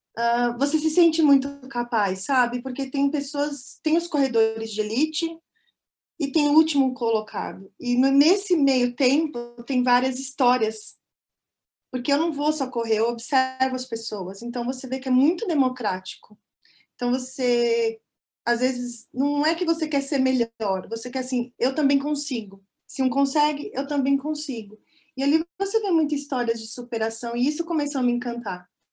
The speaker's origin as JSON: {"language": "Portuguese", "region": "São Paulo", "country": "Brazil", "also_born_or_lived": "near Toronto, Canada", "moved": "as an adult", "lives_now": "Canada", "said": "sou de São Paulo, capital, mas estou morando há três anos e meio no Canadá, pertinho de Toronto"}